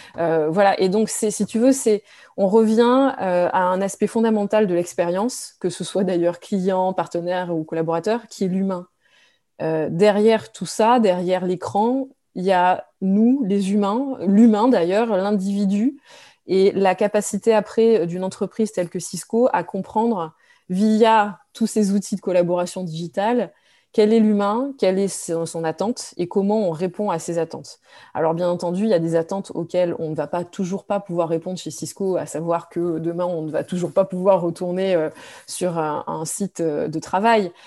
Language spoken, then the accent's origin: French; France; moved away; je suis née en France, je suis française